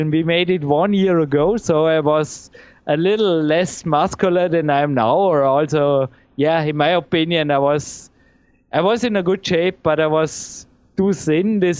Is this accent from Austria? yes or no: yes; Dornbirn, Vorarlberg, Austria; English is a second language; it's great to live here in my hometown. I feel well here. I mean, here